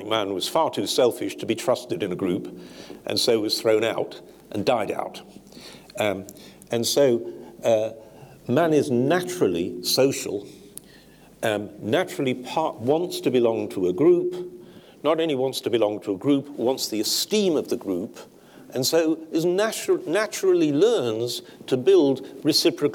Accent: Sheffield, Yorkshire and the Humber, United Kingdom; 10 miles from where I grew up in Sheffield

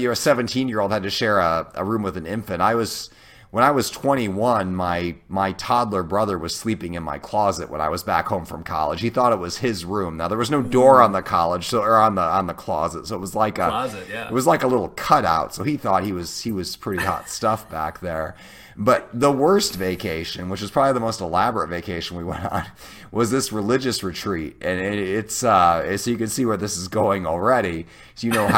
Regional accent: Illinois, United States; also born or lived in Iowa; I was born in Iowa, lived there till I was in second grade. Then we moved to Illinois

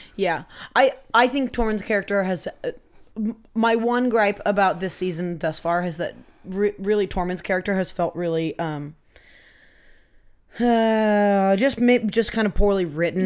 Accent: Poulsbo, Washington, United States; I grew up in Polesbo, which is just, it's on the Kitsap Peninsula

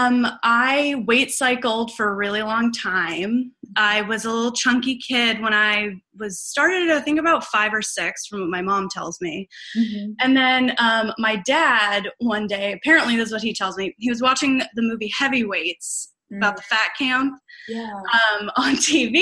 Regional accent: Boston, Massachusetts, United States; moved away as an adult; also born or lived in Illinois; I'm originally from Boston, or outside of Boston

